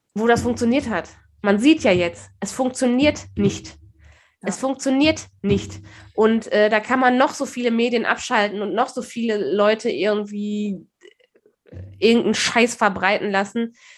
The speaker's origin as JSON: {"language": "German", "country": "Germany", "said": "klar sind wir Deutsche"}